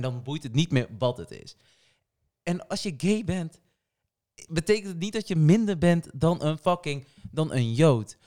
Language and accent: Dutch; Portugal; now in Netherlands; Ik ben niet Nederlands, ben Portugees